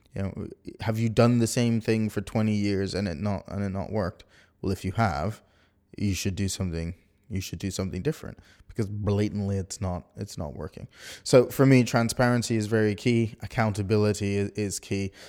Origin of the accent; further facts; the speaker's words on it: Bermuda; now in United Kingdom; I'm not from the U K, I'm from Bermuda